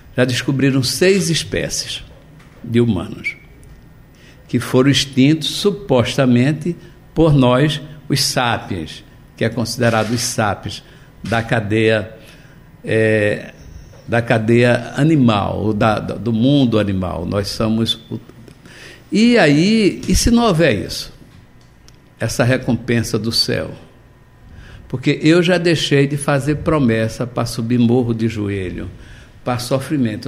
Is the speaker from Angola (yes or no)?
no; Recife, Pernambuco, Brazil; also born or lived in Olinda / Jaboatão dos Guararapes; vivi na região metropolitana do Recife, eu nasci em Olinda, vim morar em Recife, morei em Jaboatão